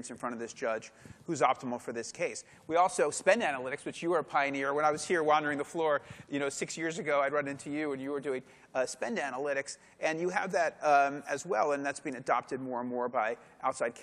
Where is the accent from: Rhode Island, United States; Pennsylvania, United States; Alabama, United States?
Pennsylvania, United States; Philadelphia; I'm from Philadelphia